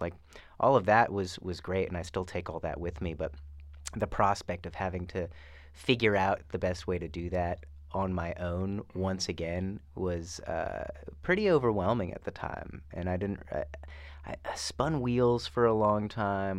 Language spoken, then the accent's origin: English; Fresno, California, United States; moved away as an adult; also born or lived in Los Angeles; Fresno, my hometown